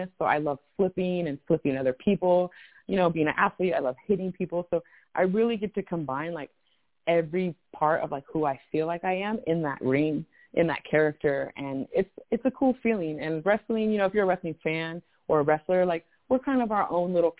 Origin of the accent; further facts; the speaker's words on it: the Bay Area, California, United States; I'm from the Bay